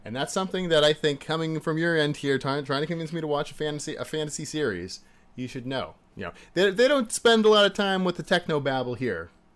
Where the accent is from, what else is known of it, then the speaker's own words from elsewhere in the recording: United States; As an American